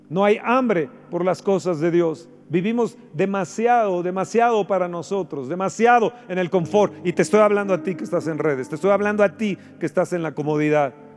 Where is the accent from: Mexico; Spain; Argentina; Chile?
Mexico; nuestro México